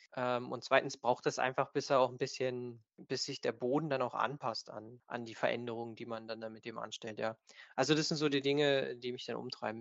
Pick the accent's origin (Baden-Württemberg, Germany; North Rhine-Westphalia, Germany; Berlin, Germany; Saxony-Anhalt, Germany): Saxony-Anhalt, Germany; Stendal; wir sind hier aus, aus Stendal